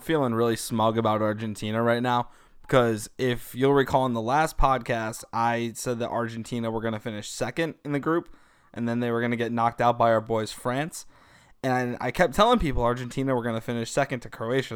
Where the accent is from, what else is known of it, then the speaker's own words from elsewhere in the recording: United States; as an American soccer person